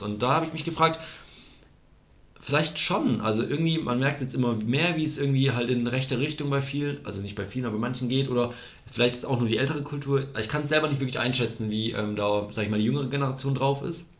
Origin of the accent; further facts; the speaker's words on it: Germany; das ist unser Land